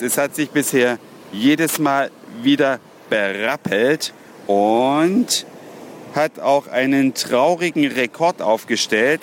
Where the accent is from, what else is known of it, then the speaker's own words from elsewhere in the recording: Germany; now in Australia; wir in Deutschland